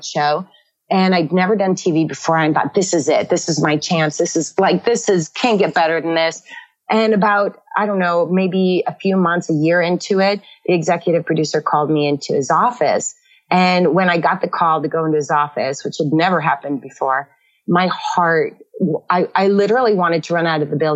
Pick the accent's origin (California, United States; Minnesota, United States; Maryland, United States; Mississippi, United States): California, United States; Northern; I grew up in Northern California, one of 11 kids